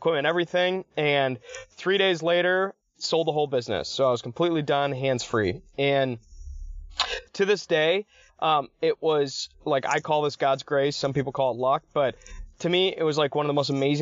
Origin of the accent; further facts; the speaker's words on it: Ann Arbor, Michigan, United States; I'm from Ann Arbor and I went to Hope College